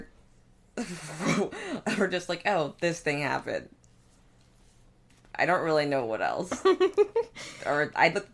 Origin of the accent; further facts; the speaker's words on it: Canada; we're Canadian culture